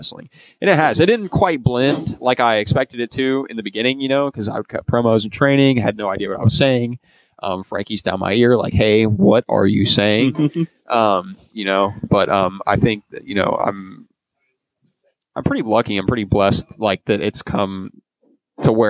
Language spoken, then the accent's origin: English; Grand Prairie, Texas, United States; I'm from Grand Prairie